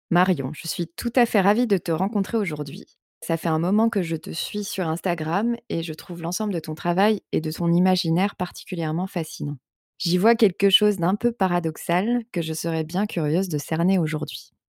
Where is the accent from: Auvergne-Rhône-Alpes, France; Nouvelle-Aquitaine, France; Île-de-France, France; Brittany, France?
Île-de-France, France; Boulogne-Billancourt; also born or lived in Vendée; j'ai grandi à Paris